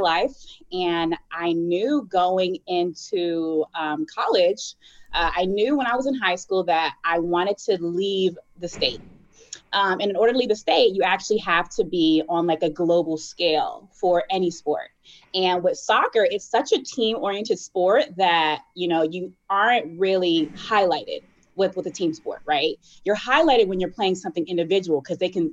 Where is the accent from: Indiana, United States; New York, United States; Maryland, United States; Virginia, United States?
Virginia, United States; Virginia Beach; moved away as an adult; they moved to Virginia Beach and my dad was in the military. And basically, you know, my mom kind of raised us all